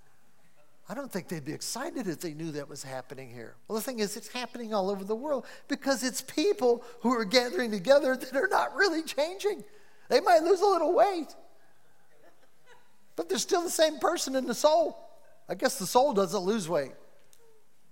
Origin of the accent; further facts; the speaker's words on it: Cleveland, Ohio, United States; I'm from Cleveland